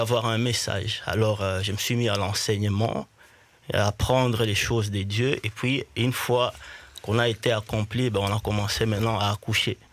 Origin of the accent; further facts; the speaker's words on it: Bukavu, South Kivu, DR Congo; je suis né à Bukavu, qui est mhm. un peu le, toujours dans l'Est